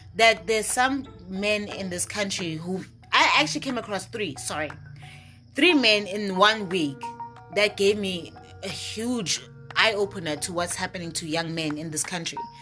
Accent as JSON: {"language": "English", "country": "Eswatini", "also_born_or_lived": "Norman, Oklahoma, United States / Manzini, Eswatini", "moved": "as an adult", "said": "when I came back to my home country from Norman, Oklahoma, and I came back to Swaziland, I was living in Manzini, Eswatini"}